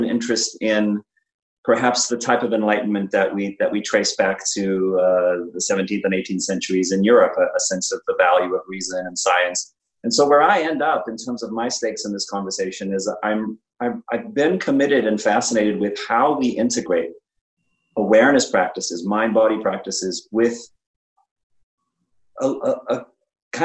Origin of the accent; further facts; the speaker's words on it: South Africa; I grew up in South Africa